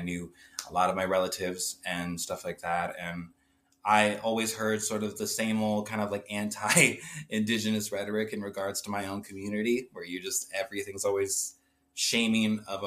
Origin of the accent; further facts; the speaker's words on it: Humboldt, Iowa, United States; moved away as an adult; now in South Dakota, United States; I basically grew up in this small town in Iowa, Humble